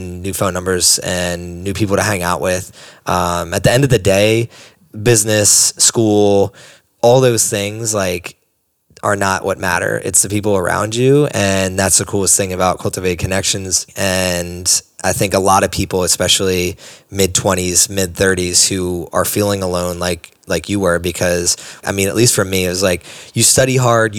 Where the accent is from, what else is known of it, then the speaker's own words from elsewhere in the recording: East Coast, United States; I'm from the East Coast